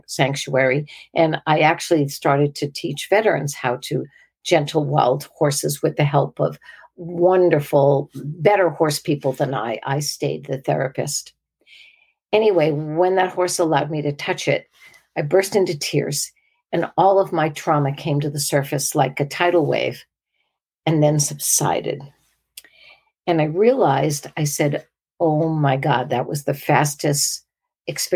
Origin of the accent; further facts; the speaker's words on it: 20 miles north of Boston, New England, Massachusetts, United States; moved away; I grew up in New England. I grew up 20 miles north of Boston